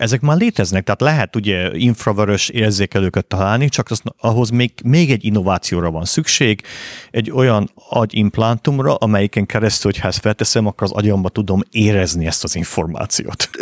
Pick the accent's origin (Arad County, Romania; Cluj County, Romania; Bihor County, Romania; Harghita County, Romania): Harghita County, Romania; Bălan; moved away as an adult; also born or lived in Miercurea Ciuc, Romania / Boston, United States; now in Budapest, Hungary; Én Balánbányán nőttem fel, ami Csíkszentdomokos mellett egy ilyen bányaváros volt